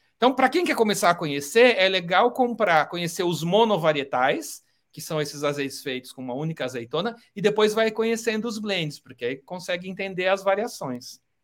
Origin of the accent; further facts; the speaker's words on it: Brazil; como brasileiro